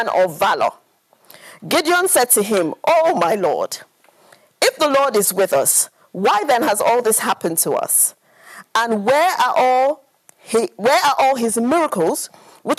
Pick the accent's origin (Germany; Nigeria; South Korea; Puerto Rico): Nigeria; I grew up in Nigeria